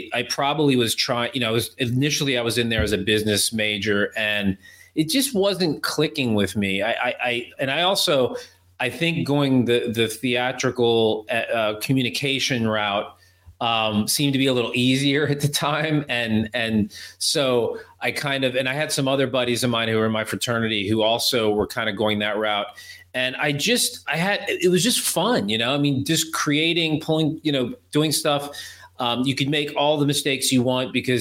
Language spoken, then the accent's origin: English; Maryland, United States; moved away as an adult; now in Los Angeles, United States; I grew up in Maryland, actually.